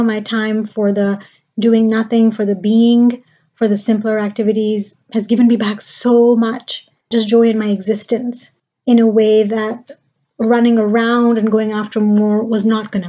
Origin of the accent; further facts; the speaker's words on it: Pakistan; now in United States; I grew up in Pakistan